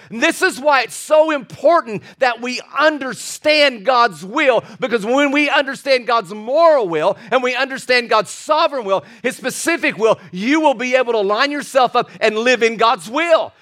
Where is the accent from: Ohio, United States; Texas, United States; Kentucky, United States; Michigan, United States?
Kentucky, United States; I was born and raised in Kentucky